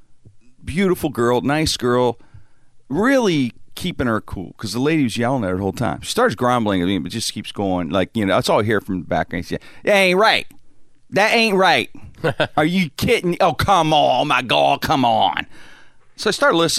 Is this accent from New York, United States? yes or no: no; Pittsburgh, Pennsylvania, United States; I lived here my whole life, grew up in the strip